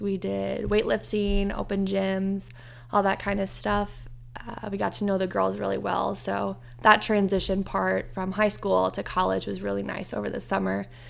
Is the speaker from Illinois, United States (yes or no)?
no; Iowa, United States; born or raised there; moved away as an adult; now in Indiana, United States